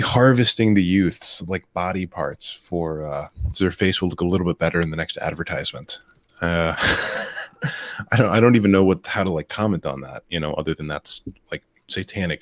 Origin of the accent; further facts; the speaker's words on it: Florida, United States; my home state of Florida